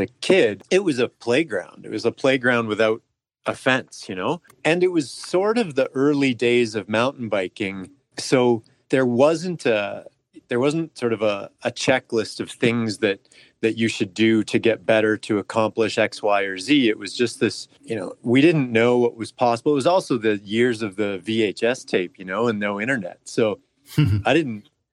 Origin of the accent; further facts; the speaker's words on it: Calgary, Alberta, Canada; I was born and raised in Calgary.